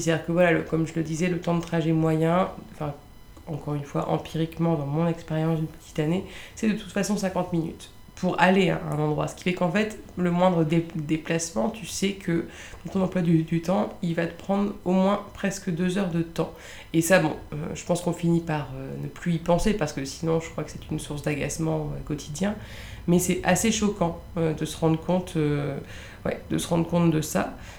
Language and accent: French; Lille, Hauts-de-France, France; moved away as an adult; now in Paris, France; Je suis originaire de Lille.